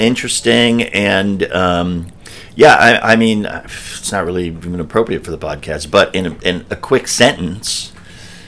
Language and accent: English; New York, United States; being a New Yorker